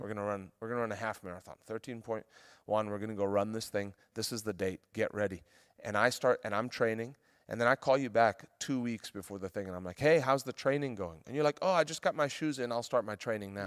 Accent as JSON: {"language": "English", "country": "South Africa", "moved": "yes", "lives_now": "United States", "said": "We moved back to South Africa. where I'm from"}